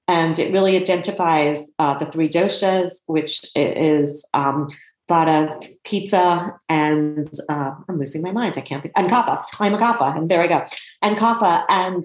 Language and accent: English; New York City, New York, United States; I grew up in New York City